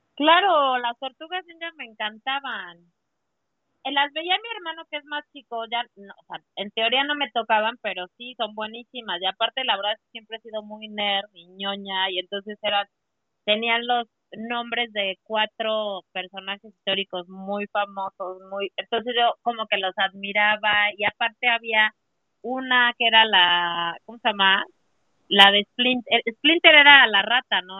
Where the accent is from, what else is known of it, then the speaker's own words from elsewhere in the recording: Puebla, Mexico; Yo soy de Puebla